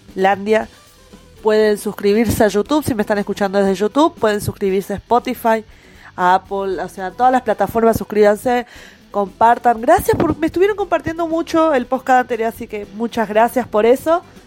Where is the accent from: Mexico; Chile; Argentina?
Argentina; Buenos Aires; moved away; also born or lived in Corrientes; Yo de chica, criada en Buenos Aires